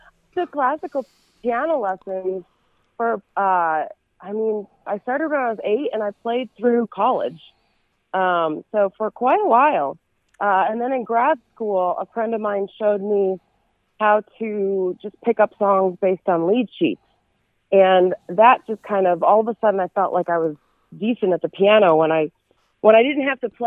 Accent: Chicago, Illinois, United States; now in Nashville, United States; I was born right outside of Chicago and grew up there. Still have family there, too. So that's still home

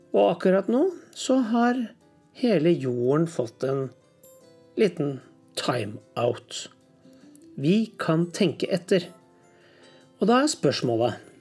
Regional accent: Norway; Hjemme i Norge

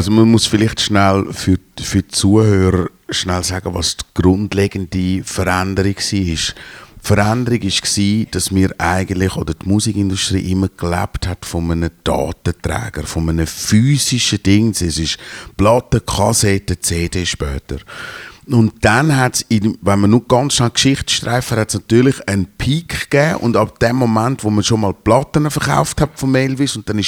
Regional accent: Switzerland; als, als Schweizer ist es wie klar, und ich gehe jetzt hunderte von Jahren zurück

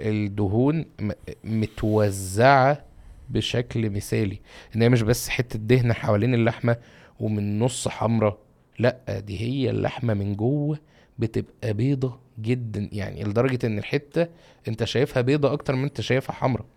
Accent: Egypt; عندنا في مصر

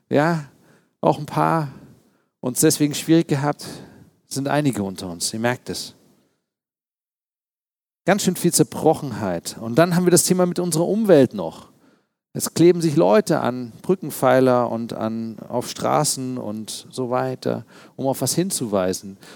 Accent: East Germany, Germany; Als Ostdeutscher musste man damals Witze reißen, auch über die Mauer und solche Dinge.

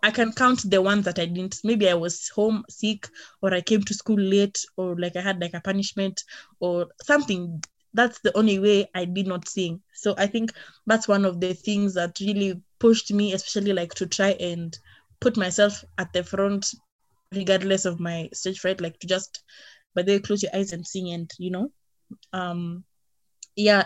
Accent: Nairobi, Kenya; I was born and raised in Nairobi

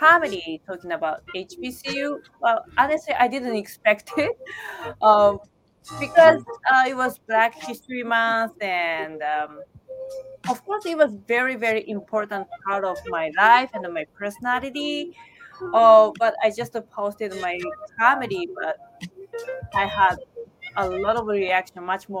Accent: Yokohama, Kanagawa, Japan; English is a second language; moved away as an adult; also born or lived in Tokyo, Japan; now in New York, United States; I'm from the East Coast, far East Coast, Tokyo, Japan. Well, correctly, Yokohama

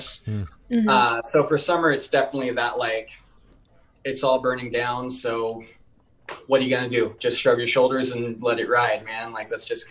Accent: Washington, United States; I'm from Washington State, man. We got the evergreen trees. Like, that's home.

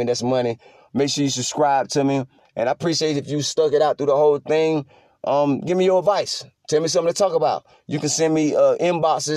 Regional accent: North Carolina, United States; I'm from North Carolina

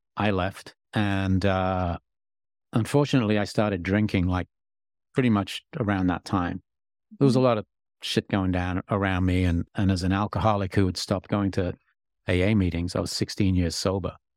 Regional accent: England, United Kingdom; I'm English

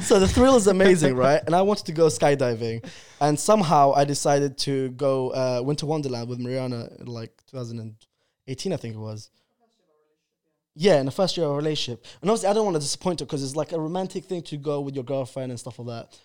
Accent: London, United Kingdom; English is a second language; I came to London in two thousand and two. I went to primary school and I didn't speak English

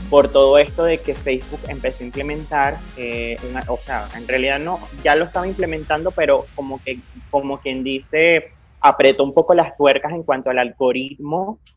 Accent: Venezuela; tú sabes que nosotros como venezolanos siempre hemos tenido esta cultura de las misas desde que, o desde que nacemos, crecemos, nos criamos

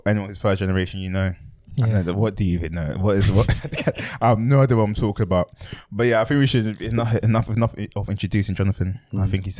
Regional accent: London, United Kingdom; I'm from South London.

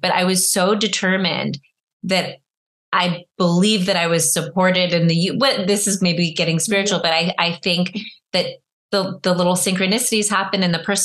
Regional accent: Northern California, United States; I'm from Northern California

